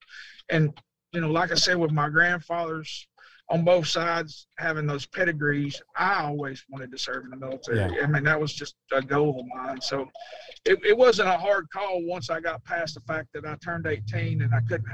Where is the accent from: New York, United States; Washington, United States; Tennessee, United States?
Tennessee, United States; Alvin C. York Institute; I went to high school at Alvin C. York Institute